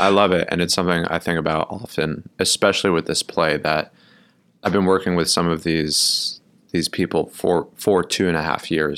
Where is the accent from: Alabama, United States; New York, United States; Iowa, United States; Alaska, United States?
New York, United States; also born or lived in Milwaukee, Wisconsin; I grew up in Brooklyn, New York. Um, I was born here